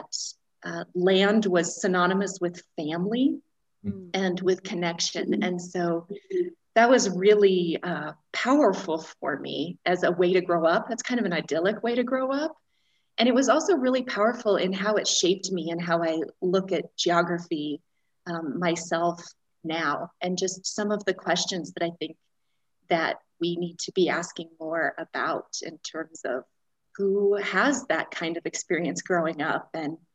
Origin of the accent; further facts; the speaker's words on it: New Castle, Colorado, United States; moved away as an adult; also born or lived in Longmont, Colorado; I grew up in Western Colorado, so I'm near Longmont now. I grew up in a tiny town called Newcastle